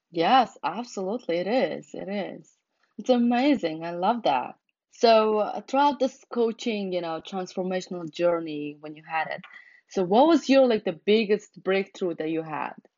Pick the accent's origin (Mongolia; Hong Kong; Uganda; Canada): Mongolia; now in United States; growing up in Mongolia and coming to America